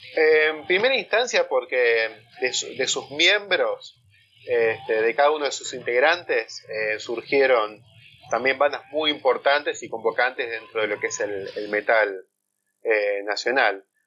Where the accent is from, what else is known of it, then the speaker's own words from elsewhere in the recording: San Miguel, Buenos Aires Province, Argentina; moved away as an adult; now in Tigre, Argentina; Yo soy de San Miguel